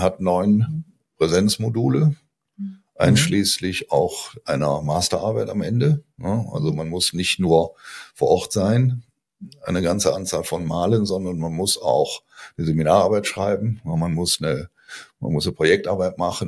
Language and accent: German; Aachen, North Rhine-Westphalia, Germany; accent: Rhineland; moved away as an adult; also born or lived in Giessen; now in Münster, Germany; Also ich stamme ursprünglich aus Aachen. Ich glaube, das hört man auch in meinem Tonfall, ne, dass ich Rheinländer bin. Ich habe in bin in Aachen ähm, geboren, habe da studiert